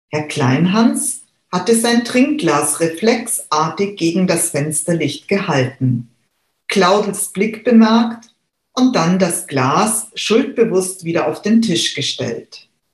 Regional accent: Munich, Bavaria, Germany; Ich selber bin geborene Münchnerin, besser gesagt Giesingerin

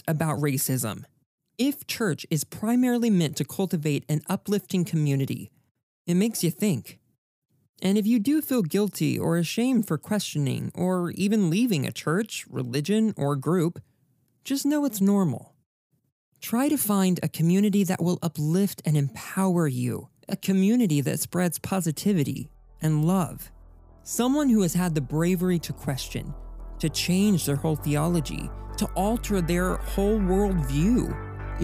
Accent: Texas, United States; as a Texan, I was raised to be proud

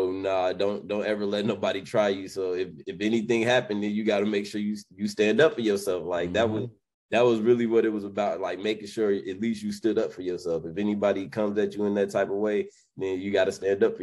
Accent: Chicago, Illinois, United States; moved away; also born or lived in Atlanta; I came from Chicago, Illinois

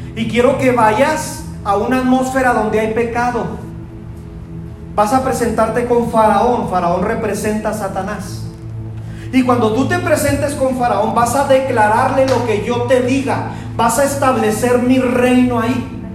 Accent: Mexico; also born or lived in Chihuahua; nuestra cultura dice que pues somos mexicanos

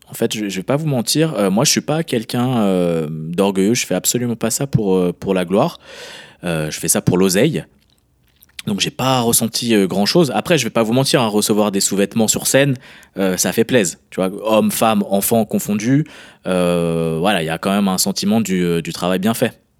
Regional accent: France; moved away; moi, moi, je suis français, hein. vraiment. Même si je vis à l'étranger, je suis français, je reste français quoi qu'il arrive. Je suis très, très, très attaché à la France.

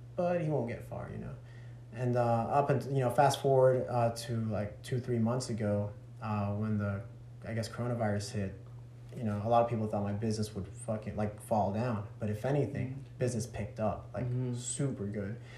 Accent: Chatsworth, Georgia, United States; also born or lived in California / Dalton; I was born in California, and I was raised in Chatsworth up until the age of two, 11

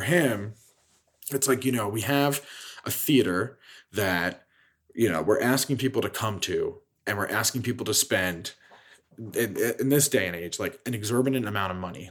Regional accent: Lansdale, Pennsylvania, United States; moved away as an adult; now in Chicago, United States; my hometown in Philadelphia

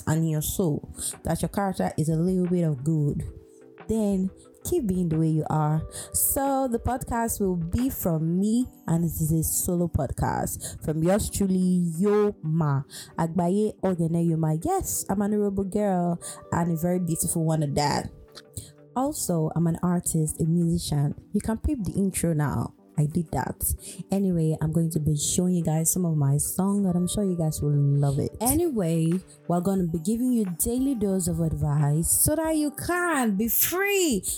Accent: Warri, Delta, Nigeria; I'm from Warri Delta State, Nigeria

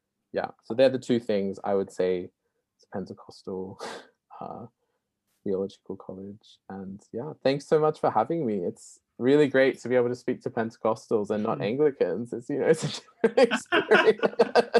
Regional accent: Australia; now in Oxford, United Kingdom

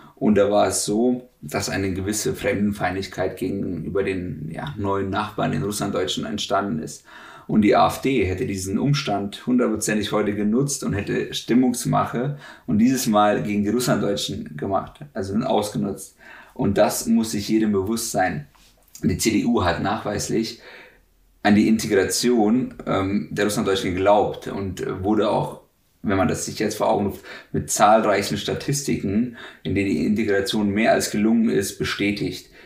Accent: Wetzlar, Hesse, Germany; born or raised there; first language German; also born or lived in Russia

